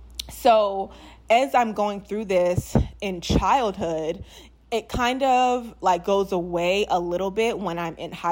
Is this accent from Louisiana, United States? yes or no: yes; New Orleans, Louisiana, United States; if you guys didn't know, I'm from New Orleans. So people will always be like, you're not from New Orleans.